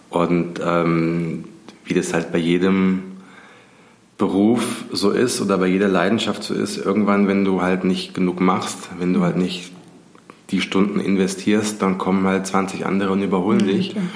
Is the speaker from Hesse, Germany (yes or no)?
yes; Giessen, Hesse, Germany; Und ich komme ja aus Gießen